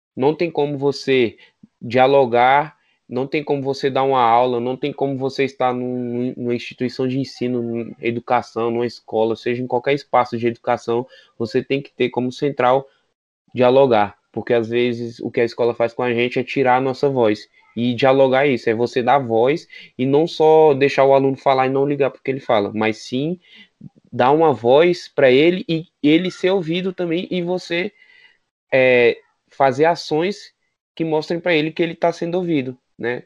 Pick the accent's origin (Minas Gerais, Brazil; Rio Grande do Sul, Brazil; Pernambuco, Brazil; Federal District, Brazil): Federal District, Brazil; Sou daqui do DF